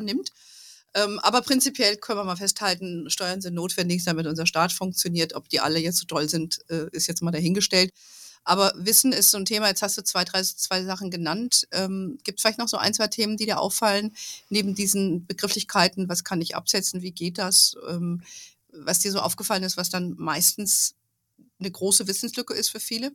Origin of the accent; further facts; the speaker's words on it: Hesse, Germany; moved away; in Hessen lebt, äh, wo ich früher, wo ich aufgewachsen bin.